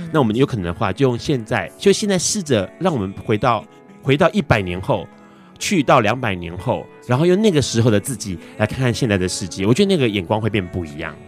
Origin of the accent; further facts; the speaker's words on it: Hong Kong; 我是来自香港的